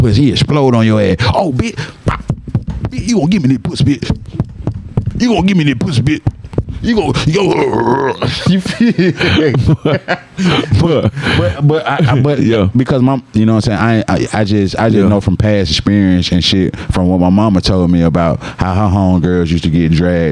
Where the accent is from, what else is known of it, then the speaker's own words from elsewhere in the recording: Atlanta, Georgia, United States; growing up in Atlanta